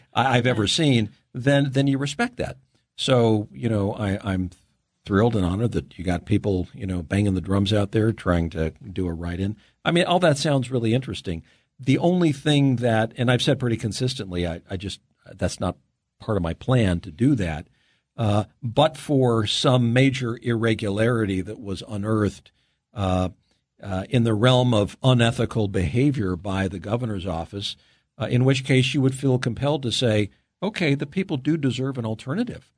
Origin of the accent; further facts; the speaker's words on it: Los Angeles, California, United States; I grew up in California